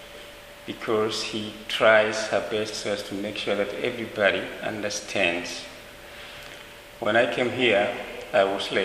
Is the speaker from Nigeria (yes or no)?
no; Dar es Salaam, Tanzania; moved away as an adult; now in Zanzibar, Tanzania; I was born in Dar. Uh-huh. And I grew up in Dar es Salaam